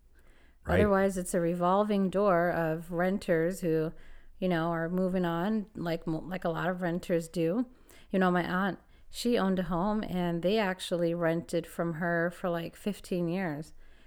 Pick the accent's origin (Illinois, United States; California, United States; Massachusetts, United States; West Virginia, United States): California, United States; And I'm from California. So, I mean, I've lived in a lot of different places.